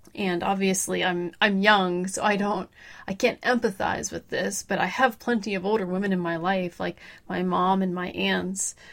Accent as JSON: {"language": "English", "town": "Pittsburgh", "region": "Pennsylvania", "country": "United States", "tie": "born or raised there", "said": "from the Pittsburgh, Pennsylvania area, lived here my whole life"}